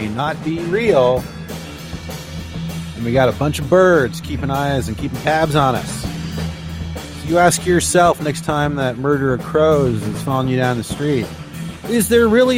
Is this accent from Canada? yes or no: yes; Canada; I am Canadian